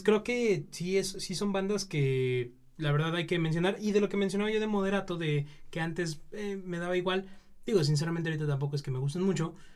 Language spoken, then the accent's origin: Spanish; Mexico; nosotros como mexicanos